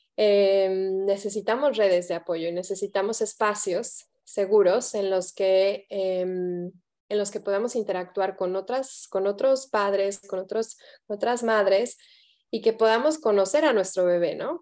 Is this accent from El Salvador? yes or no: no; Mexico; moved away; soy, soy mexicana de, nacimiento, de corazón